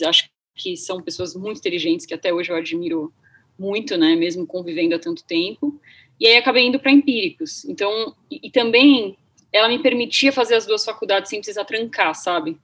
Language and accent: Portuguese; Santos, São Paulo, Brazil; eu sou de Santos